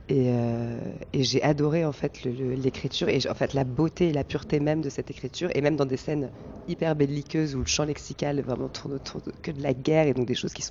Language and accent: French; Val d'Oise, north of Paris, Île-de-France, France; also born or lived in Brittany; now in Paris, France; Je suis né à Paris. J'ai grandi euh, au nord